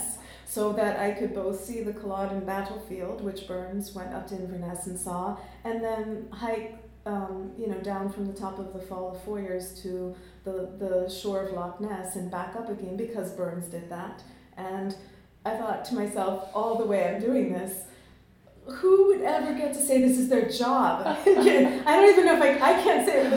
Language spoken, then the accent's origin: English; Jamaica; also born or lived in London; now in United States; being a Jamaican and being of mixed ancestry